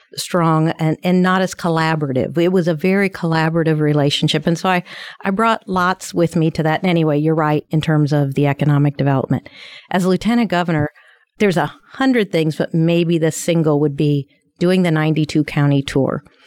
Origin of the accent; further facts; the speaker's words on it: Ferdinand, Indiana, United States; also born or lived in Dallas, Texas; where I grew up in Ferdinand